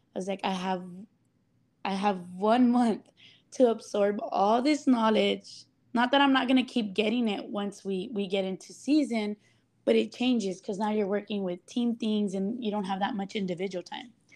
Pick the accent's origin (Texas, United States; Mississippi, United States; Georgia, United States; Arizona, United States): Texas, United States; Laredo; born or raised there